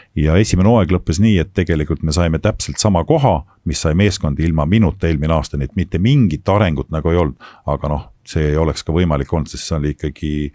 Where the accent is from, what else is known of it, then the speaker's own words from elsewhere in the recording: Estonia; also born or lived in Japan; me räägime eesti keelt, me oleme Eestist